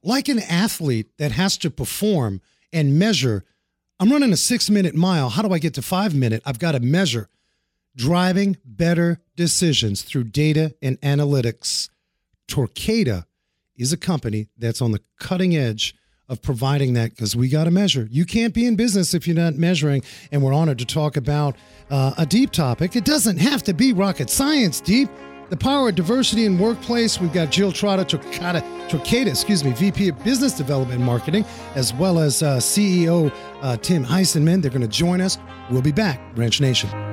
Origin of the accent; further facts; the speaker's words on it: New York City, New York, United States; moved away; I grew up in New York City